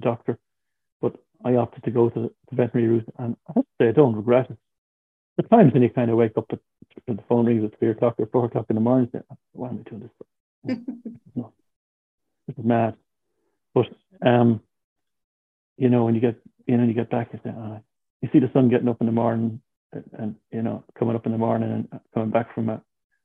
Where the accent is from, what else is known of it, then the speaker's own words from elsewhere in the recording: Tipperary, Munster, Ireland; now in County Clare, Ireland; I'm from Tip, from a place called Banta, which is between Tipperary and Care